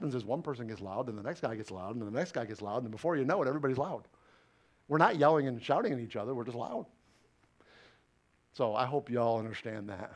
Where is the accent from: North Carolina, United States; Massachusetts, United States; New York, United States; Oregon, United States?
New York, United States; now in Jacksonville, United States; I'm a New Yorker